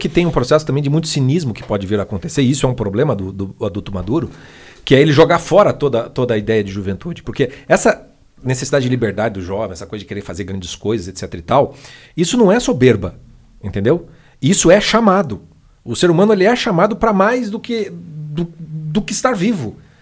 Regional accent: Paraná, Brazil; a gente é paranaense

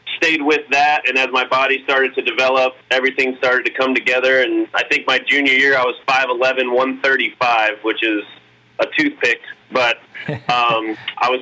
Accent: Southern California, United States; born and raised SoCal

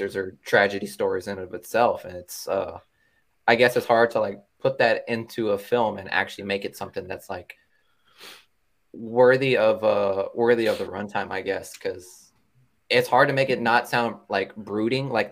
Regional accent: Kentucky, United States; accent: country; I'm like 100% Latino, but I'm born and raised in Kentucky, so like to see me is like a rare occasion with my slash country accent

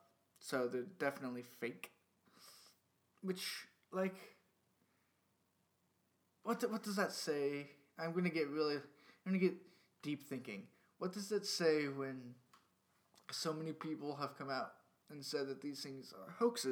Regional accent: Great Lakes, United States; I'm from the Great Lakes region, and I've never heard of a Bigfoot sighting around here

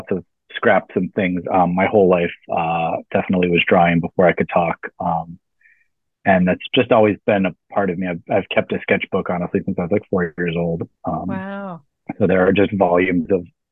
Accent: Tucson, Arizona, United States; now in Brooklyn, United States; I'm originally from Tucson, Arizona in the Southwest, about 45 minutes from the Mexico border

